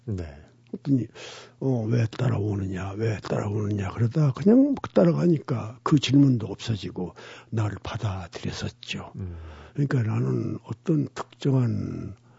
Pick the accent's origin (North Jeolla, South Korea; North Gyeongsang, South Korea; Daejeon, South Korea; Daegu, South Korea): North Jeolla, South Korea; Gunsan; 우리 고향은 인천 상륙을 앞두고 양동 작전을 위해서 미군이 폭격을 아주 극심하게 한 곳입니다. 군산이죠.